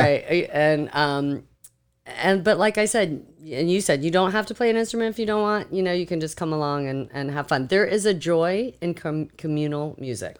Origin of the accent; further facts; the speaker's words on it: Seminole County, Florida, United States; I grew up here in Seminole County.